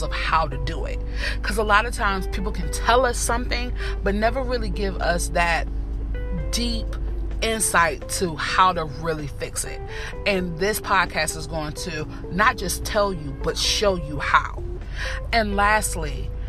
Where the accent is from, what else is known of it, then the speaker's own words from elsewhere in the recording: Northern Virginia, United States; I am from Virginia, North of Virginia to be exact.